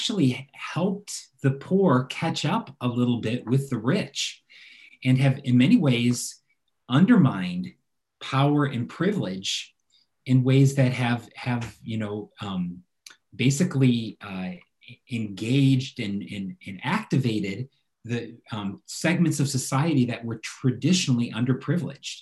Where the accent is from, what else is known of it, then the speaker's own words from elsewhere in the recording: United States; As an American living in America